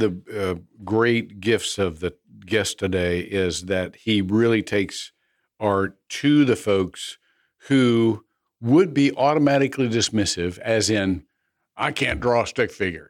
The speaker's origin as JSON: {"language": "English", "region": "Midwest", "country": "United States", "tie": "born or raised there", "said": "I grew up in the Midwest where you know, working men just had meat and taters"}